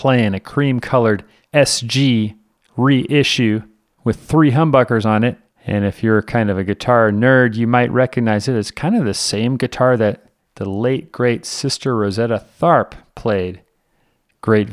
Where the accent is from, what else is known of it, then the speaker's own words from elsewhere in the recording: Oakland, California, United States; I'm from Oakland, Berkeley. Grew up on my, like, you know, Adeline and Alcatraz.